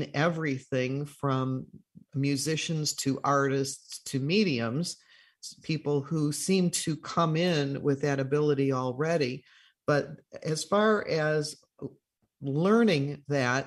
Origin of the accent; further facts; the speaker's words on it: Chicago, Illinois, United States; I'm from Chicago